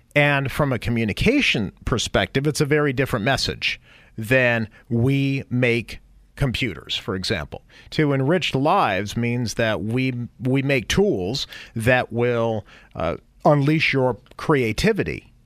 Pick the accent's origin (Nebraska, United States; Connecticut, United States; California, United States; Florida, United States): California, United States; San Jose; also born or lived in New York; I'm from San Jose, grew up in San Jose